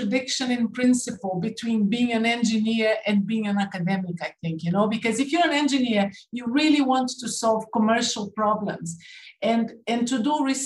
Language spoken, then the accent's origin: English; Brazil; accent: Canadian; moved away as an adult; also born or lived in United Kingdom; I was born in Brazil, and then I came to the UK to study and finished my PhD